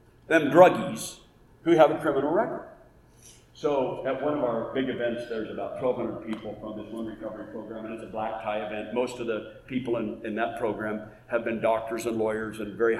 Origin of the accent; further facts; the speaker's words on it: Oregon, United States; also born or lived in Ohio / Indiana; now in Auburn, United States; So I grew up in Oregon